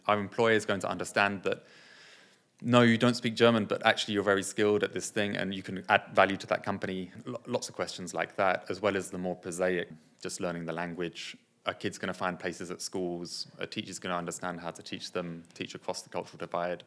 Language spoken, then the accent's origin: English; United Kingdom; also born or lived in Nepal; I was born and I came here when I was four